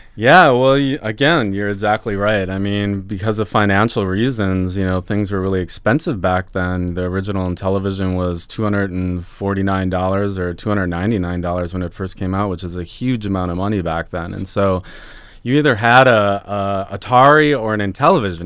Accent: Minneapolis, Minnesota, United States; I grew up in Minneapolis, in the suburbs of Minneapolis yeah. So Minnesota boy

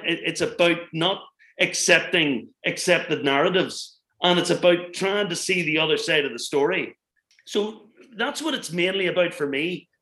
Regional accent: Northern Ireland, United Kingdom; where I come from, and I grew up in the Troubles here

